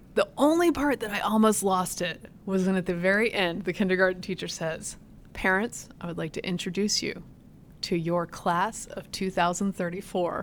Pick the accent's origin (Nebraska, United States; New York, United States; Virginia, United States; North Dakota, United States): Virginia, United States; moved away; my hometown